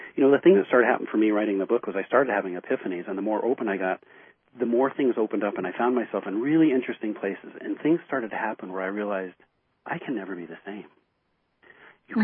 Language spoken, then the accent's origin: English; United States; here I'm an American.